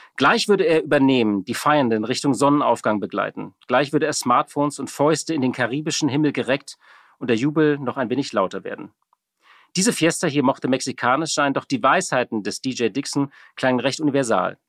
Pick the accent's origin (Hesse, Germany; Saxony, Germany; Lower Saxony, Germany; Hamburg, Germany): Hamburg, Germany; als Hamburger natürlich äh, viel in der Schanze, natürlich auf dem Kiez